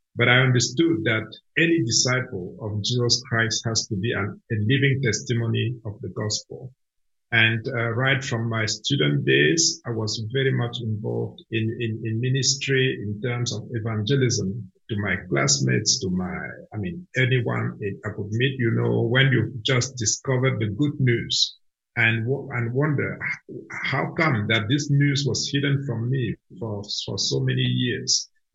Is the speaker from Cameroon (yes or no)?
yes; Cameroon; first language Cameroonian language; English is a second language; You imagine speaking my mother tongue, which is a Cameroonian language, all the way to the age of six. And then going to school for the first time and being exposed to education in French, a language that I did not understand at all.